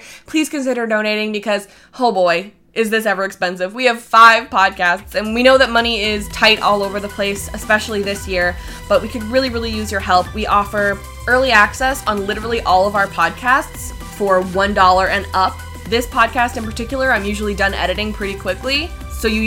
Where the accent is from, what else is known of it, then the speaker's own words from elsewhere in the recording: Canada; We're all Canadian here